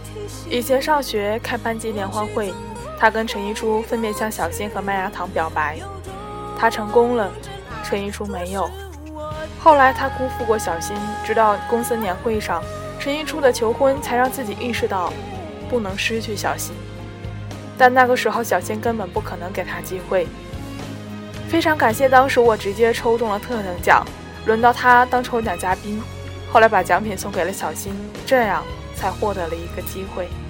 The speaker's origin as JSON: {"language": "Chinese", "region": "Fujian", "country": "China", "said": "你明知道我是福建人，还让我当主持人，你是让我上去搞笑的吗？"}